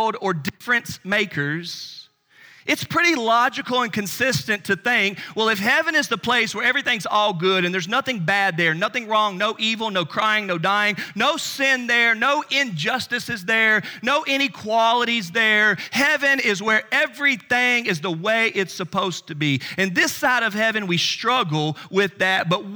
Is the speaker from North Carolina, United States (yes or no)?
yes; Charlotte, North Carolina, United States; I grew up in Charlotte, North Carolina